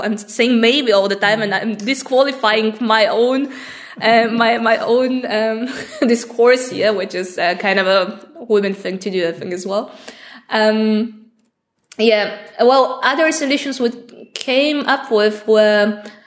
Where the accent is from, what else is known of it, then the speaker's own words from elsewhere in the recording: Bulgaria; i come from Bulgaria